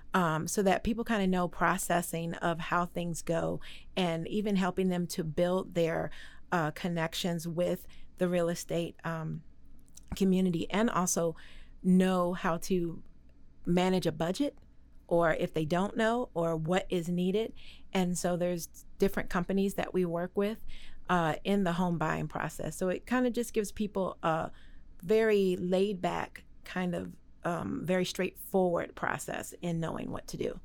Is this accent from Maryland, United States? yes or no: yes; Maryland, United States; moved away as an adult; now in Waco, United States; I'm really originally from Maryland